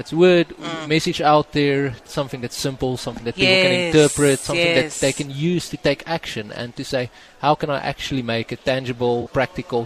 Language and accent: English; South Africa; the nature of being South African, what we're exposed to, makes us very resilient.